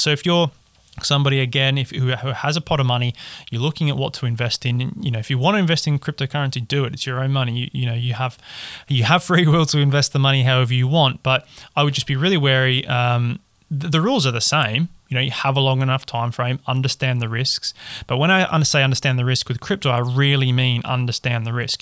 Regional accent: Perth, Western Australia, Australia; moved away; I'm from Perth in Western Australia originally

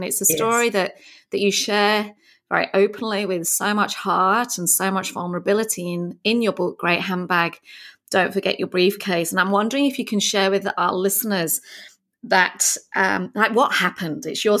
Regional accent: Yorkshire and the Humber, United Kingdom; accent: Yorkshire English; there's my Yorkshire English accent coming out

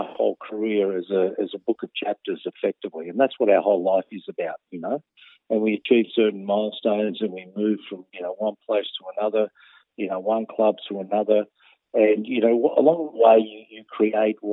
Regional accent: Melbourne, Victoria, Australia; I was born in Melbourne. I was around the Newport, Altona area

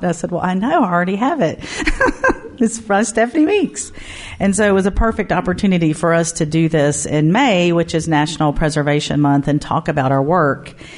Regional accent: Mobile, Alabama, United States; moved away as an adult; now in Knoxville, United States; my hometown Mobile

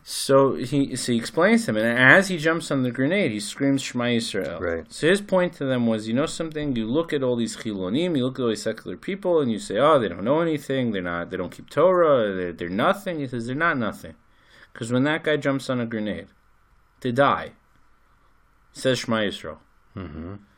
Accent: United States; now in Israel; I'm American

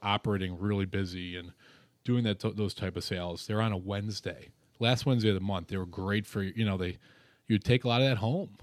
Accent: Rochester, New York, United States; I come from Rochester, New York

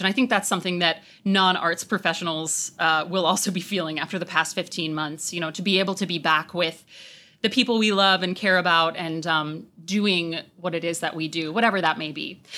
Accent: Long Island, New York, United States; I was a nineties kid, and so growing up on Long Island, I actually got to come in and out of the city a fair amount.

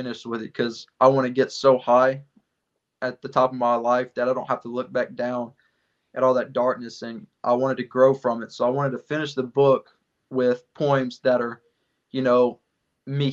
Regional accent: West Monroe, Louisiana, United States; moved away as an adult; now in Groton, United States; my hometown of West Monroe, Louisiana

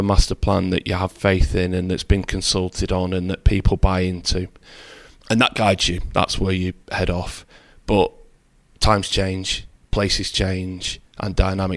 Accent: Oldham, North West England, United Kingdom; also born or lived in Wigan; I was born in Oldham, raised in Oldham

